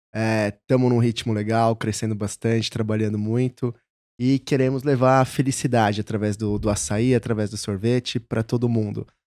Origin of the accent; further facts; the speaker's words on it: São Paulo, Brazil; moved away as an adult; also born or lived in São Carlos / Rio de Janeiro / Belo Horizonte; Sou de São Paulo, aqui de São Paulo, capital. É. Morei até meus 17, 18 anos em Santana.